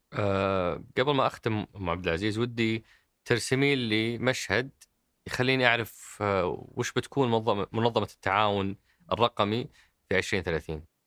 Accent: Saudi Arabia; انا كسعودي

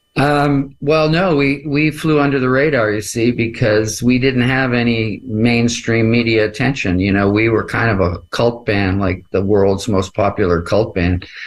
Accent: Canada; I'm a Canadian

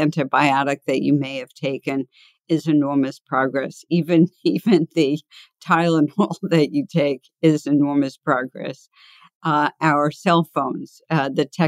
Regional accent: New York City, New York, United States; I grew up in the Bronx, and I grew up in an area that I wanted to escape from the time I was little

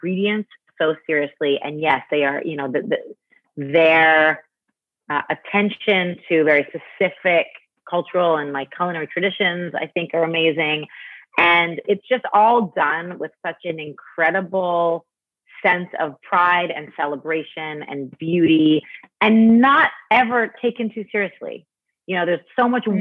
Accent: Toronto, Ontario, Canada; moved away as an adult; also born or lived in Montreal, Canada; now in New York, United States; I grew up in Toronto

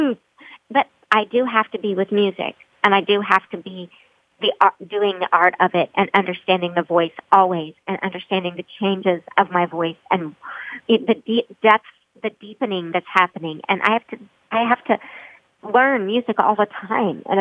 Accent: Broken Arrow, Oklahoma, United States; my hometown of Broken Arrow

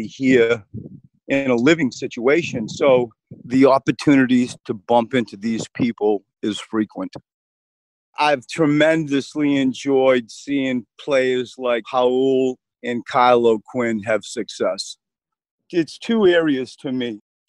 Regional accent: New England, United States; now in Philadelphia, United States; I grew up in New England

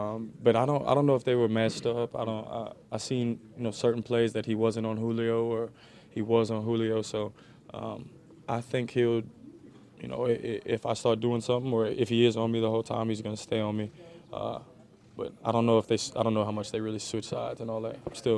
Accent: New Orleans, Louisiana, United States; I mean, I grew up in New Orleans.

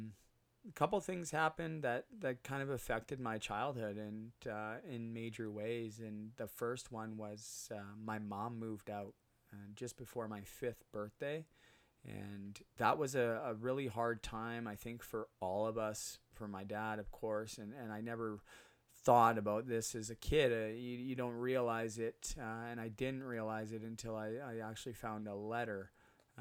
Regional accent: Port Coquitlam, British Columbia, Canada; moved away as an adult; also born or lived in Burnaby, British Columbia / Muskoka, Ontario; now in Utterson, Canada; I grew up on a street called Morrison, 1485 Morrison

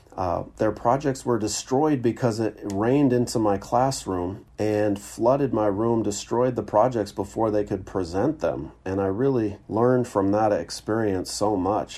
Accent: Seattle, Washington, United States; moved away as an adult; moving back to my hometown of Seattle

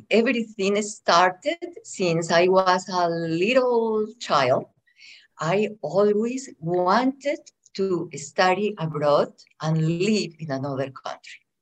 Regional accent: Antioquia, Colombia; English is a second language; moved away as an adult; now in United States; I am from Colombia. Mm-hmm. I was born in a little town very close to the second city of Colombia, which is Medellin.

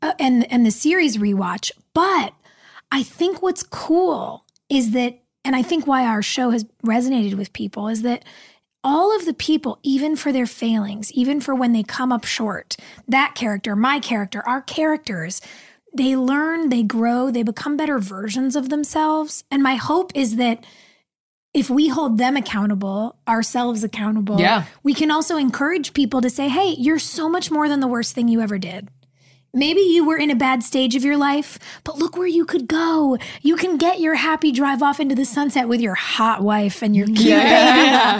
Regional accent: Canada; I'm just a Canadian guy.

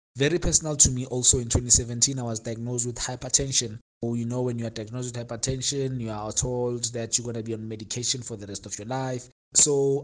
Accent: Katlehong, Gauteng, South Africa; moved away as an adult; now in Soweto, South Africa; I'm from the East Rand, Katlehong, and I had moved to Soweto in 2017. But I was born in Soweto, bred in the East Rand

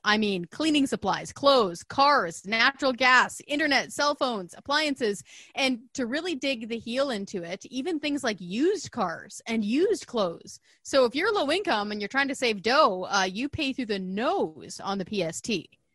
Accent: British Columbia, Canada; as a British Columbian born and raised

